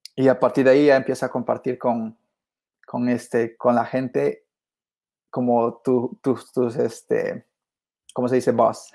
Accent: Peru; moved away as an adult; now in United States; originalmente, como te dije, soy de Perú y, este, y he sido pues este hijo de agricultor, de cafetalero en Perú

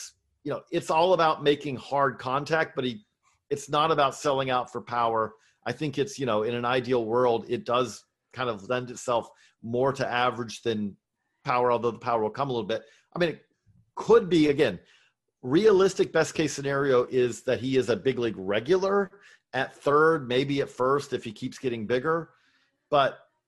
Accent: Georgia, United States; I grew up in Middle Georgia.

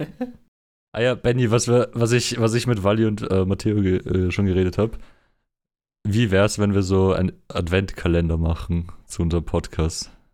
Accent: Austria; uns als Österreicher

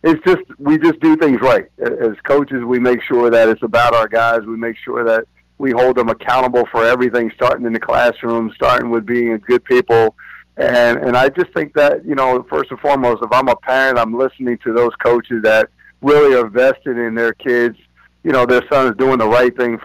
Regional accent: about 20 minutes from Lawrenceville, New Jersey, United States; I'm also about 20 minutes from here is my hometown where I grew up

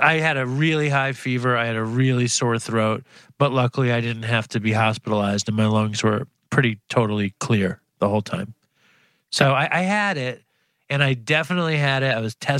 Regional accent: New York City, New York, United States; I grew up Jewish in Manhattan. Both my parents were teachers, and I grew up in a like kind of public housing in Chelsea

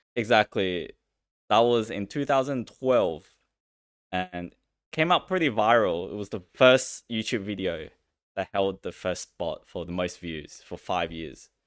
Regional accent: China; I was born in China

